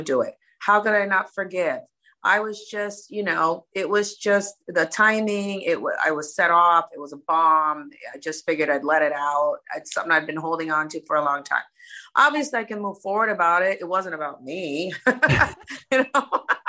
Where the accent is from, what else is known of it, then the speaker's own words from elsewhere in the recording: Miami, Florida, United States; I'm the only American girl on the cast from Miami.